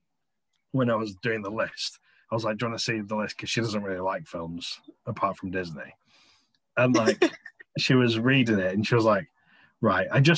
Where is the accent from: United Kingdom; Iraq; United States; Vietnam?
United Kingdom; England; Being English